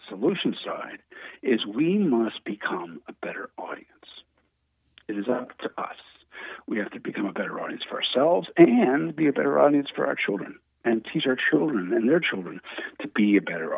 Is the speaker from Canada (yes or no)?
yes; Canada; I'm Canadian.